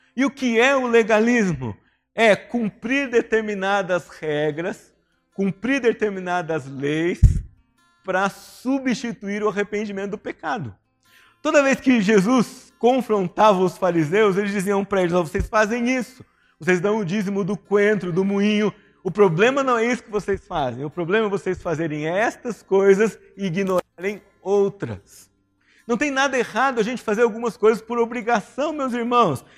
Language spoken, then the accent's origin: Portuguese; São José dos Campos, São Paulo, Brazil; cresci aqui em São José dos Campos